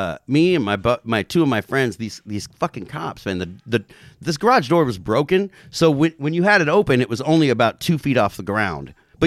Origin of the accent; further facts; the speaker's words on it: Covina, California, United States; So like so you know I'm from Covina, you know, like you guys had Frank Ball on here, you know, I've known Frank since he was 15 or something.